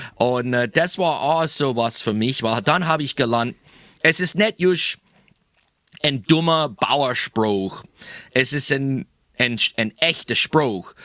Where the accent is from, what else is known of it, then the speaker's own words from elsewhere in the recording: near Hamburg, Pennsylvania, United States; accent: Pennsylvania German; German is a second language; in die kleine Städte Hamburg, äh, nicht so weit weg, wo ich aufgewachsen bin.